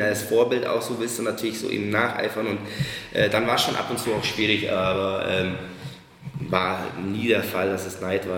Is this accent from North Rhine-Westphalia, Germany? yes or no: no; Marktoberdorf, Bavaria, Germany; moved away as an adult; now in Munich, Germany; In Thalhofen. Das ist in Markt Oberdorf